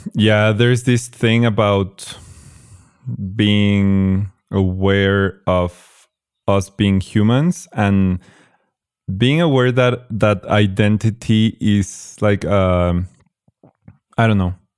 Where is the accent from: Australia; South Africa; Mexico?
Mexico; I was born in Mexico, I, I grew up here